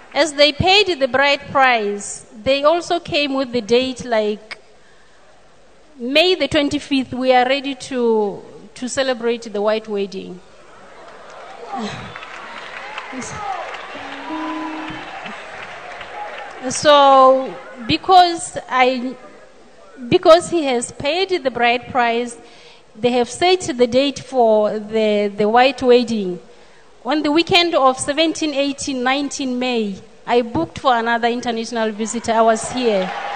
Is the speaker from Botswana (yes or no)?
yes; Botswana; I'm from Botswana